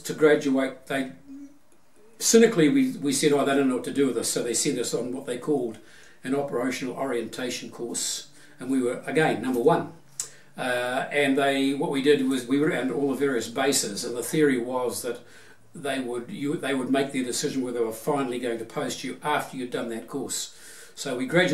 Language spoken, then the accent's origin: English; Auckland, New Zealand; I grew up in Auckland, went to school, all of my school in Auckland